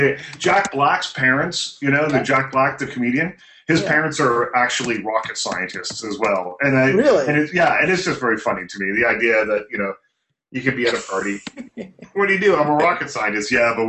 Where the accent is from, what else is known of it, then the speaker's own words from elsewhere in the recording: South Shore of Nova Scotia, Canada; moved away; There was when I grew up in Nova Scotia, in a little town in Nova Scotia. And it's a very old town.